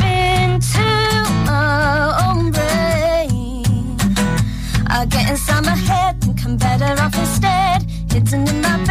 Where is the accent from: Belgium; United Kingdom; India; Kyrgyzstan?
United Kingdom; Hertfordshire, East of England; I am from Hertfordshire